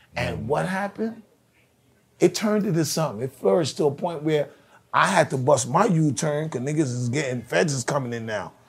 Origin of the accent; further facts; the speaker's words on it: New York City, New York, United States; I'm from East Flatbush